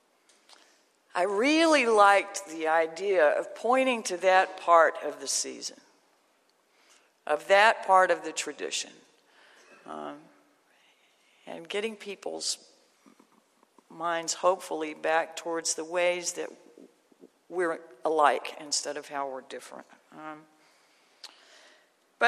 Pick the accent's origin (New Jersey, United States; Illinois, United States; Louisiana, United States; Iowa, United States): Louisiana, United States; Shreveport; I grew up in Shreveport